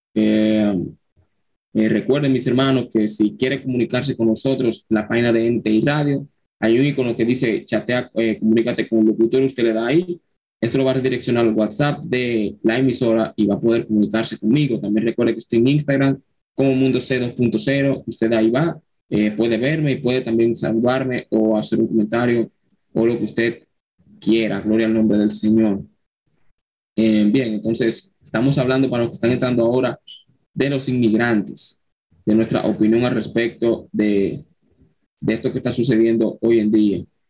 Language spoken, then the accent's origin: Spanish; Dominican Republic; soy dominicano, soy cristiano